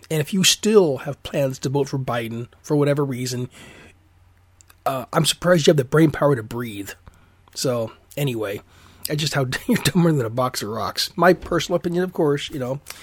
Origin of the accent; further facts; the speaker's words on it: Alaska, United States; now in Oregon, United States; I'm from Alaska originally